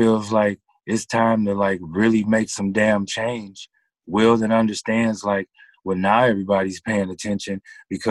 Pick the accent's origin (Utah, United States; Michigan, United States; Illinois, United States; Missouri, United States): Michigan, United States; Pontiac; I was born in Pontiac, Michigan. I'm still in the metro Detroit area right now.